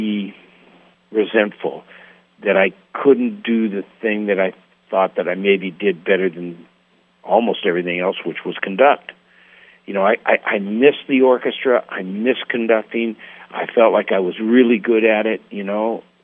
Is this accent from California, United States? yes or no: yes; Los Angeles, California, United States; also born or lived in Berkeley, California / San Francisco, California; I'm an essay from the Valley